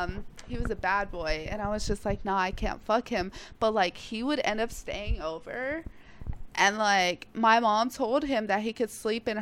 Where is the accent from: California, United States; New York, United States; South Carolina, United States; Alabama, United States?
South Carolina, United States; South Carolina.